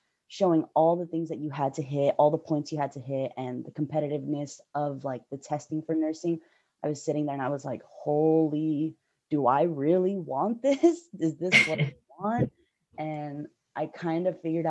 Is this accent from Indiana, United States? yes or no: no; the Bay Area, California, United States; I'm from the Bay Area.